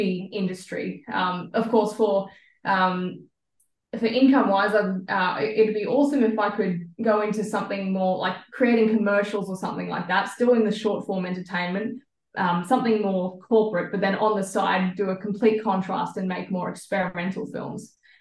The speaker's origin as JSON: {"language": "English", "country": "Australia"}